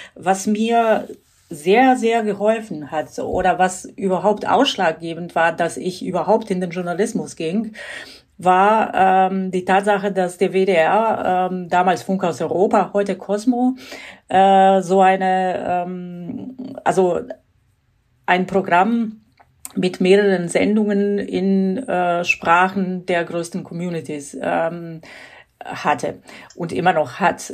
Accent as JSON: {"language": "German", "country": "Croatia", "tie": "born or raised there", "second_language": "German", "moved": "yes", "lives_now": "Germany", "said": "bin gebürtige Kroatin und ich bin in den 90er Jahren nach Deutschland gekommen"}